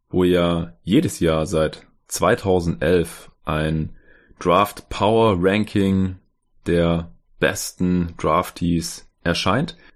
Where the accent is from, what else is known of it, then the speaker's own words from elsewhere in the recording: Stuttgart, Baden-Württemberg, Germany; now in Berlin, Germany; Ich war erst geschäftlich unterwegs in Stuttgart in meiner Heimatstadt, wo mein Arbeitgeber ist